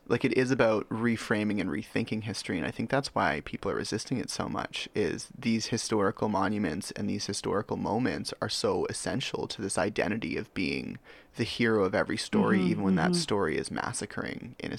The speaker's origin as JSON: {"language": "English", "town": "Richmond", "region": "British Columbia", "country": "Canada", "tie": "born or raised there", "also_born_or_lived": "Chennai, India", "said": "I have to qualify this as someone who grew up Canadian"}